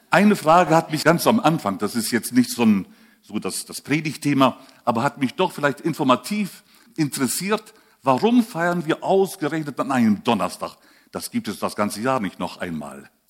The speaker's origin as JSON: {"language": "German", "country": "Switzerland", "said": "Ich bin auch Schweizer, aber spreche schon seit langer Zeit so ähm, vielleicht von Kindheit an so."}